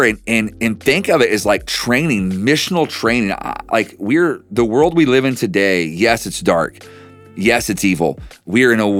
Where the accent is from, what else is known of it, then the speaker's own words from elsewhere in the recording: Oklahoma, United States; I'm from Oklahoma